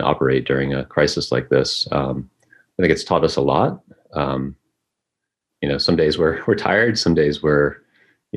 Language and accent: English; United States; I was born right here in Glens Bay